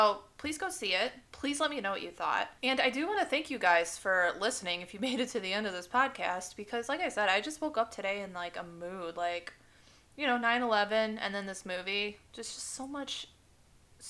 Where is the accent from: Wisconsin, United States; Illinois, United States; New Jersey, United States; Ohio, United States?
Illinois, United States; Chicago; I'm blessed to have lived so close to Chicago over the years, like since I was born